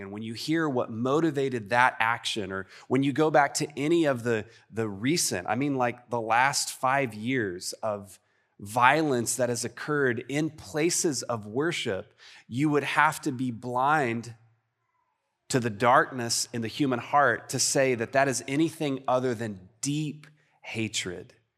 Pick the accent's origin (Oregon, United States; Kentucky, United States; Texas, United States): Texas, United States; I'm too Texan and Southern for